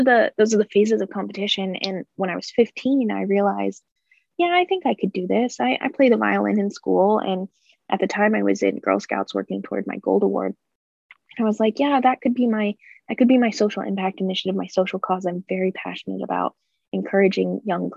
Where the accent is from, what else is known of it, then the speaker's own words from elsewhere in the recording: Butler Community College area, Kansas, United States; calculus classes at Butler Community College in my hometown